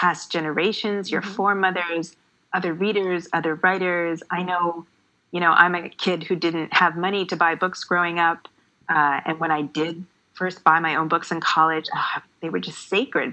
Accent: Canada; because I grew up in Canada, I grew up reading the classics

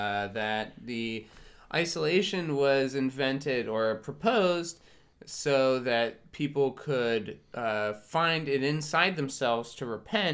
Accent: Pittsburgh, Pennsylvania, United States; Yeah, I'm from Pittsburgh.

